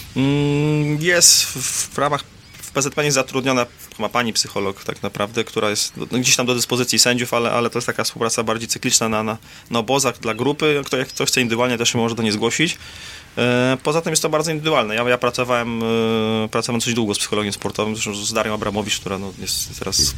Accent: Warsaw, Masovian Voivodeship, Poland; ja jestem z Warszawy

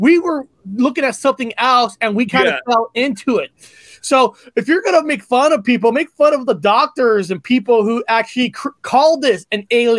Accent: United States; I'm an American.

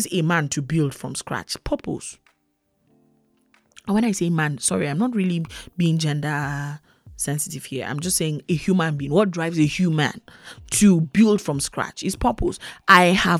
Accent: Plateau, Nigeria; I'm from Nigeria. I'm from Plateau State. We are the Middle Belt

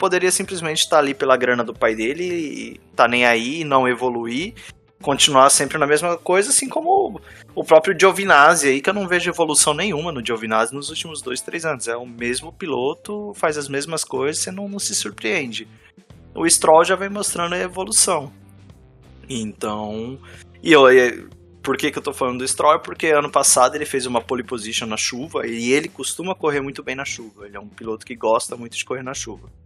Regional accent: Ontario, Canada; Eu sou de Ontário, gente. É um otário em Ontário.

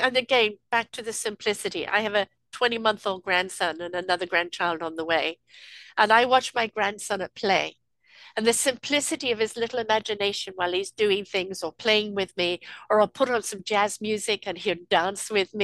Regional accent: England, United Kingdom; I'm from England

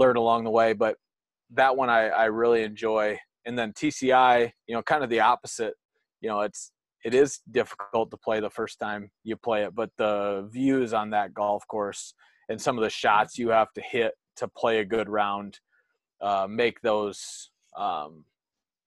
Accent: North Iowa, United States; I've played it some other times growing up in the North Iowa Junior Golf Association playing there

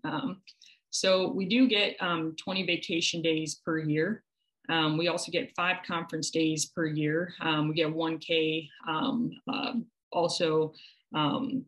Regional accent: Midwest, United States; moved away as an adult; now in New York, United States; being from the Midwest myself

